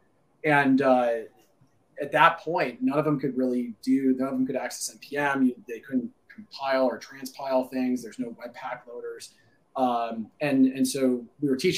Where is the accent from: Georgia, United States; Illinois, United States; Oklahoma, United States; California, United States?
Illinois, United States; Naperville; Albert and I grew up in Naperville, grew up down the street from each other